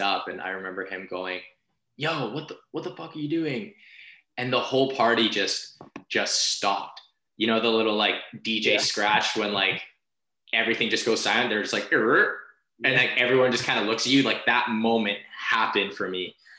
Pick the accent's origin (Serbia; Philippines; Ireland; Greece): Philippines; as a Filipino, like we sing karaoke like quite often